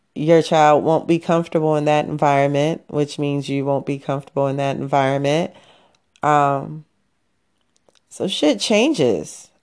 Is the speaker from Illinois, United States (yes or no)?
yes; Chicago, Illinois, United States; I am a Chicagoan till Chicago ends